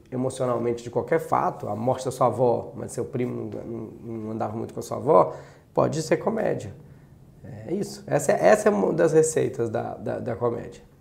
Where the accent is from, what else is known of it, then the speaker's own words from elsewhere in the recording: Brazil; tu não é português, não? Não! E eu sou brasileiro!